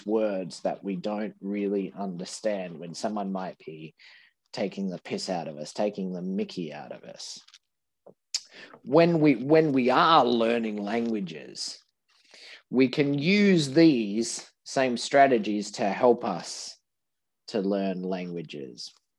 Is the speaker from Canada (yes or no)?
no; Australia; We're in Australian English, that we don't do those superlatives very well.